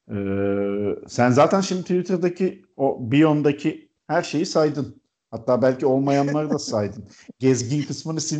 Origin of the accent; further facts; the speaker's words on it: İzmir, Turkey; now in Istanbul, Turkey; Ee, İzmirliyim, İstanbul'da yaşıyorum.